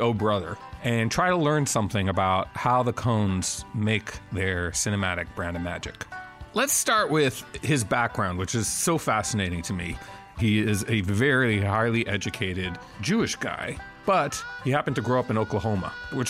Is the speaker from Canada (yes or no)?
yes; Montreal, Quebec, Canada; I grew up in Montreal, Canada